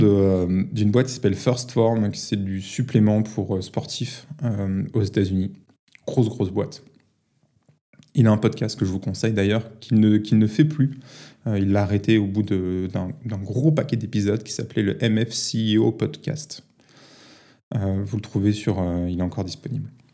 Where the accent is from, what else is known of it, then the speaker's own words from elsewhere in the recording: Paris, Île-de-France, France; j'ai grandi à Paris